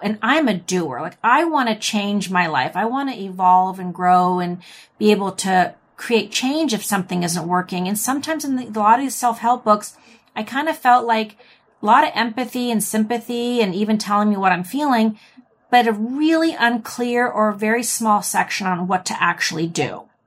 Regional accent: United States; accent: American English; I'm American, or I speak Im, Eng, American English.

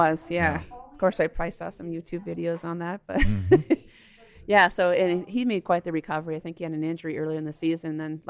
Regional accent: Duluth, Minnesota, United States; We're from Duluth. We say aunt.

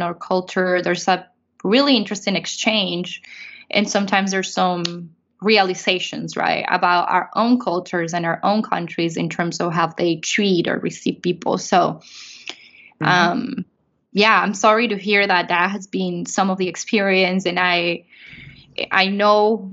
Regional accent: Venezuela; moved away; I'm from Venezuela

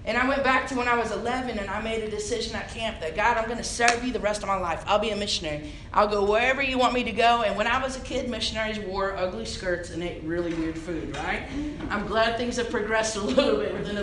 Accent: Indiana, United States; moved away as an adult; also born or lived in Illinois; now in San Angelo, United States; I was born and raised in Indiana

